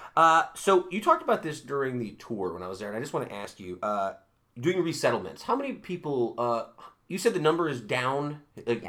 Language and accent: English; Utica, New York, United States; grew up in Utica